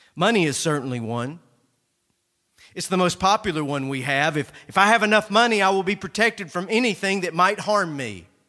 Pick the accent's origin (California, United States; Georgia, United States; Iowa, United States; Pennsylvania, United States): Georgia, United States; North; Growing up in North Georgia, my grandmother laid out a garden every year